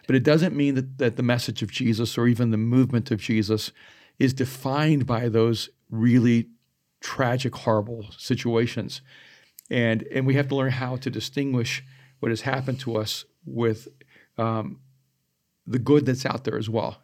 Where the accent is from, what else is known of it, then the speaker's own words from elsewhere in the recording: El Salvador; moved away; I am an immigrant and I am from El Salvador.